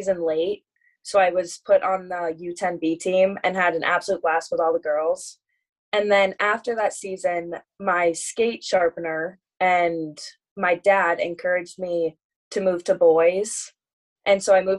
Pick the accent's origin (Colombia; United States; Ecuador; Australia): United States; Wayzata, Minnesota; also born or lived in Indiana / England; growing up in Wayzata and being such a big hockey community